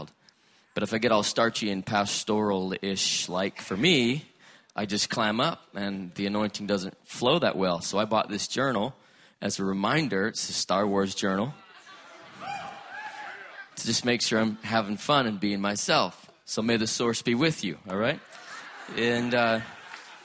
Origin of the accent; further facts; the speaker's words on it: Salt Lake City, Utah, United States; I was born in Salt Lake City, Utah